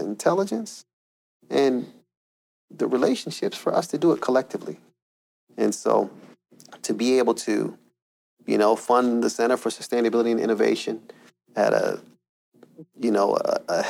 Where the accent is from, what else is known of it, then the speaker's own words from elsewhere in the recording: Camden, New Jersey, United States; moved away; I'm from South Jersey, right there around Camden, New Jersey